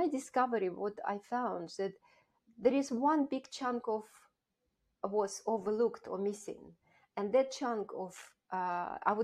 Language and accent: English; Russia; moved away as an adult; also born or lived in Kazakhstan / United Kingdom; I grew up in Russia, Soviet Russia at the time